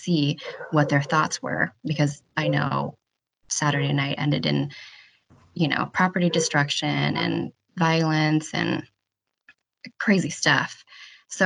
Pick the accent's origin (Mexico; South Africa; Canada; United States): United States; I'm Asian American and I was born here